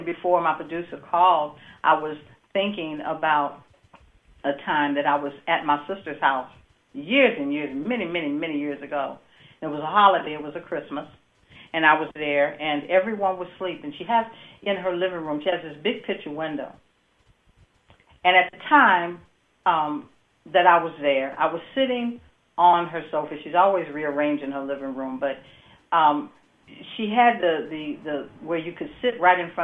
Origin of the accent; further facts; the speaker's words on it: Midwest, United States; I'm from the Midwest